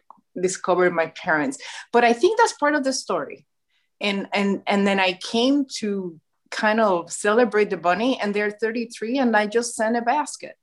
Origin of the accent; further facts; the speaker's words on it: Puerto Rico; moved away as an adult; now in Michigan, United States; Born and raised in Puerto Rico